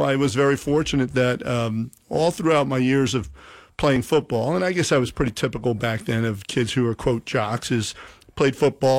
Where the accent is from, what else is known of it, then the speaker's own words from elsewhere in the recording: Somers Point, New Jersey, United States; also born or lived in Trenton; I'm from Summers Point originally.